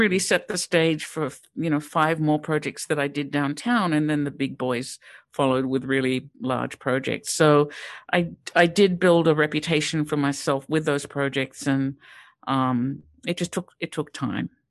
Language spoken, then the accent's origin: English; Sydney, New South Wales, Australia; moved away; also born or lived in Pittsburgh; I grew up in Sydney, Australia